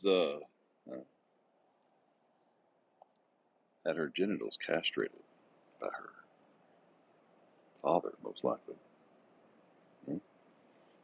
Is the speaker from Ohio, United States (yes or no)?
no; Texas, United States; moved away as an adult; now in Ringgold, United States; born and raised in Texas, man. I've been a Texas resident all my life until now